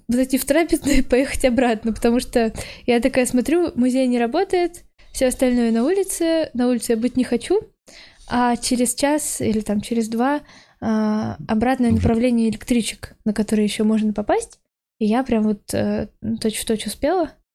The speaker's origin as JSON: {"language": "Russian", "town": "Naberezhnye Chelny", "region": "Tatarstan", "country": "Russia", "tie": "born or raised there", "moved": "as an adult", "lives_now": "Moscow, Russia", "said": "я родом из Челнов, поэтому mm там я была целых 18 лет"}